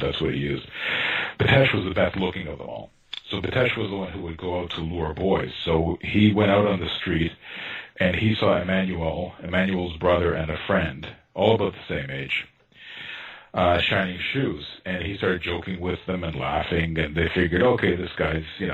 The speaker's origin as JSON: {"language": "English", "town": "Toronto", "region": "Ontario", "country": "Canada", "tie": "born or raised there", "said": "I grew up in North Toronto, quite far from downtown."}